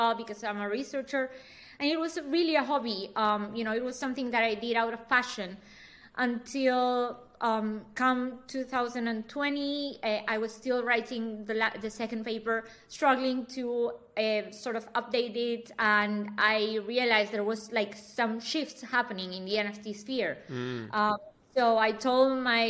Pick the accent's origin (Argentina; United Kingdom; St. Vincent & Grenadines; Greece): Argentina; now in Berlin, Germany; I'm born and raised in Argentina